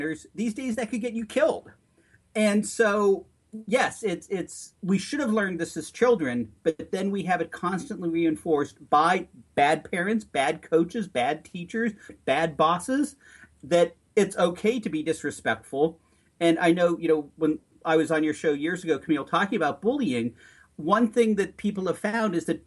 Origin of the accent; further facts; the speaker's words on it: Long Island, Nassau County, New York, United States; You and I grew up on Long Island in Nassau County